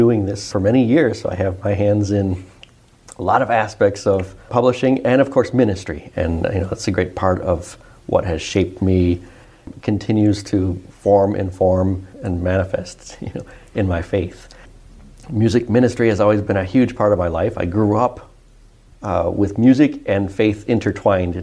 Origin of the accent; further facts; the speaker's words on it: Detroit, Michigan, United States; I grew up in the Detroit area